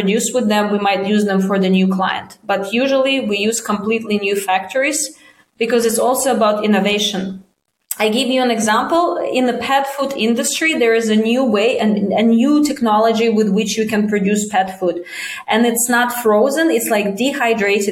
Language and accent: English; Russia; moved away as an adult; also born or lived in China; I'm from Russia. I haven't lived there in 17, 18 years